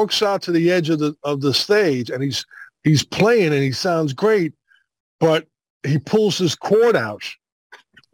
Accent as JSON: {"language": "English", "town": "New York City", "region": "New York", "country": "United States", "tie": "born or raised there", "said": "I grew up in Brooklyn in the 60s"}